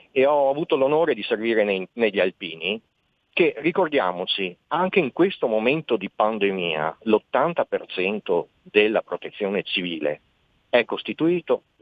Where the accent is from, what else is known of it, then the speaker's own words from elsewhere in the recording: Veneto, Italy; Ho avuto la fortuna di essere stato inquadrato tra gli alpini e ho conosciuto un mondo nuovo, pur essendo veneto eh, per me era un mondo distante fino al momento di partire.